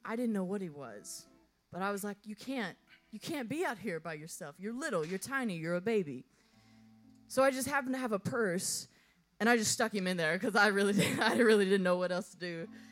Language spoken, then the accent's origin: English; Texas, United States; now in Nashville, United States; I'm originally from Texas, so I grew up on a ranch with animals